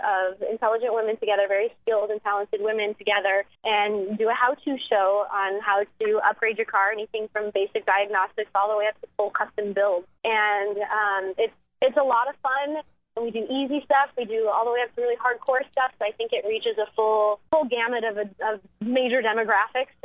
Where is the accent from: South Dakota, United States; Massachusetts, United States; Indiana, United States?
South Dakota, United States; Black Hills of; I grew up in the Black Hills of South Dakota